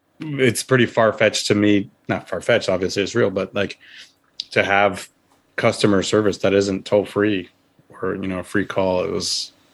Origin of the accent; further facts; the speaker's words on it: United States; as an American traveling over in Europe